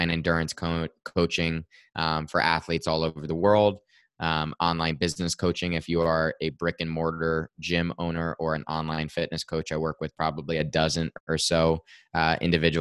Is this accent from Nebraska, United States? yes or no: no; Westfield, New Jersey, United States; I am in Westfield, New Jersey, about 35 minutes outside of New York. I grew up here in town, so I'm still in my hometown